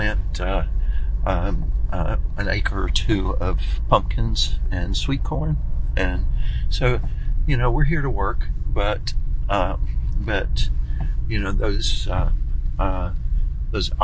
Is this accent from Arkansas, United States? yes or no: yes; Arkansas, United States; moved away as an adult; also born or lived in Ohio / Georgia / Syracuse, New York; now in New York, United States; I'm from Arkansas